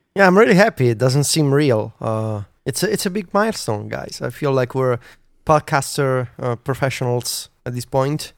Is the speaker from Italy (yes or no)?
yes; Italy; English is a second language; the pretentious Italian who wanted to write in English